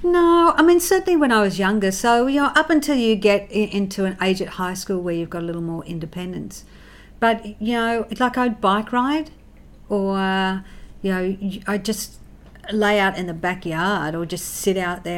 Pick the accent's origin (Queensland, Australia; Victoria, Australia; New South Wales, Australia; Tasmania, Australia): New South Wales, Australia; Central Coast; I grew up in the Housing Commission on the Central Coast